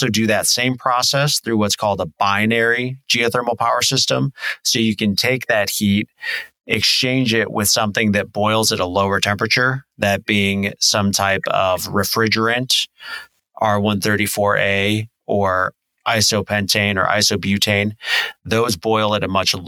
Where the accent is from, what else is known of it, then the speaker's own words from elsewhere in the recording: Illinois, United States; I grew up in Illinois in a small town called Shanahan